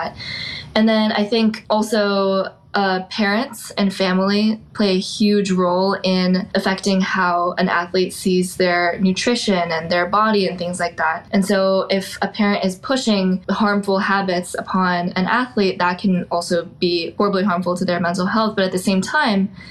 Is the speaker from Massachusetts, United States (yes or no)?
no; Portland, Oregon, United States; moved away as an adult; now in Chicago, United States; I'm from Portland, Oregon